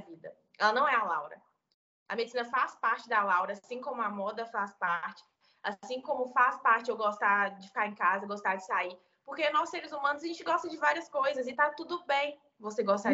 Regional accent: interior of Minas Gerais, Brazil; sou do interior de Minas Gerais

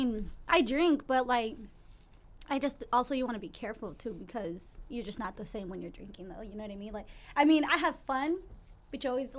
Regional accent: Arizona, United States; I'm from Arizona.

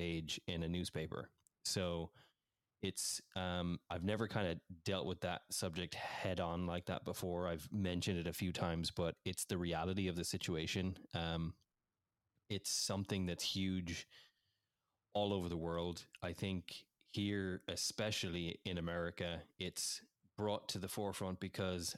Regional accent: Ireland; moved away as an adult; also born or lived in England / United States; now in Washington, United States; I grew up in Ireland. I was born in England. We moved when I was 3 years of age over to Ireland, and I was raised there

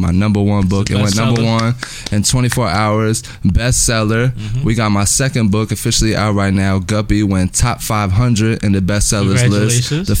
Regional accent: New Jersey, United States; also born or lived in Philadelphia / Las Vegas; now in California, United States; I'm coming from Jersey to Philly. You mm-hmm. know, Philly's home for me now.

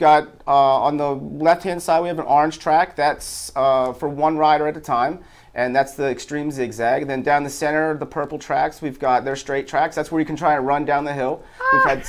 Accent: Baltimore, Maryland, United States

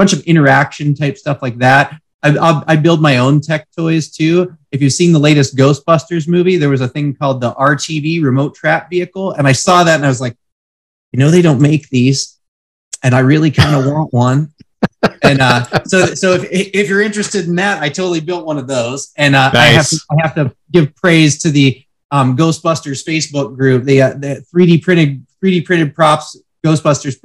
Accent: Western Pennsylvania, United States; now in California, United States; I'm originally from Western Pennsylvania, a small town

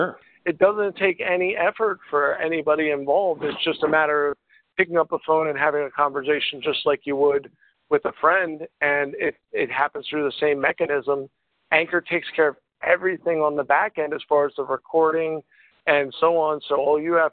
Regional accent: York, Pennsylvania, United States; I'm from York, Pennsylvania, all the way down here across the U.S.

